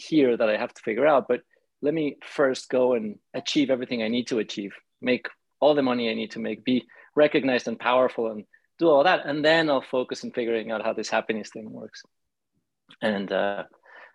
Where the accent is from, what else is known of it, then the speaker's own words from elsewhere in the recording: Mexico City, Mexico; I grew up in Mexico City